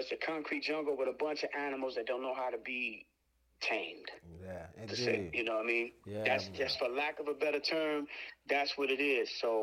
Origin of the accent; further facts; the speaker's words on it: Chicago, Illinois, United States; now in Detroit, United States; I'm originally from Chicago. I currently live in Detroit